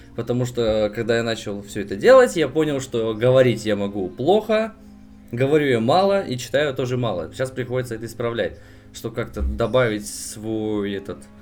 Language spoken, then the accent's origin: Russian; Yuzhno-Sakhalinsk, Sakhalin Oblast, Russia; Сам я с Дальнего Востока, нахожусь я капец как далеко от всех вас